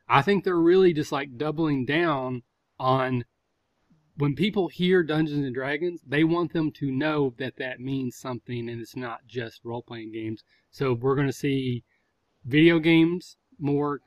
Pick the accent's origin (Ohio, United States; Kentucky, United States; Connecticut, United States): Ohio, United States; Southern; I'm from Southern Ohio where you say Coke and that actually means soda